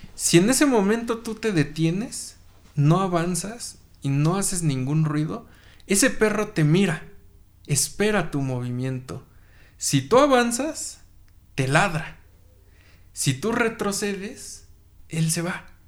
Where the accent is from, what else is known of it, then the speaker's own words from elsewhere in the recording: Toluca, State of Mexico, Mexico; moved away; allá en Toluca, mi tierra natal